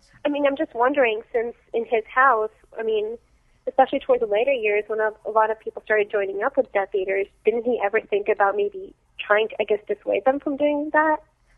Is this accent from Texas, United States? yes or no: yes; Dallas, Texas, United States; from Dallas.